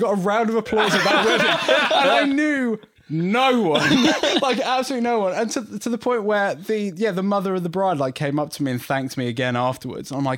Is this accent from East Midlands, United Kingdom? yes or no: no; Devon, South West England, United Kingdom; I'm from Devon